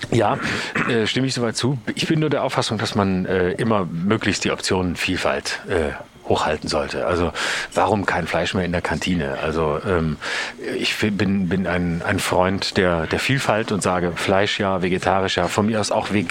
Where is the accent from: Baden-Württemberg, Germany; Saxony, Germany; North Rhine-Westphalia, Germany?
Baden-Württemberg, Germany; Lörrach; bei mir auch, wo ich herkomme aus Lörrach, da war das natürlich auch so, dass die meisten ein Auto brauchten